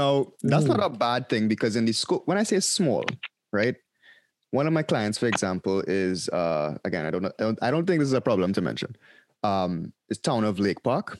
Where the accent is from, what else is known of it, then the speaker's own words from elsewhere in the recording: Trinidad & Tobago; accent: Trini; now in Miami, United States; I had to turn on my Trini accent.